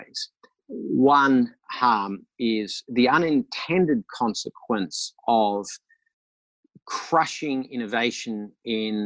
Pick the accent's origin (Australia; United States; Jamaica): Australia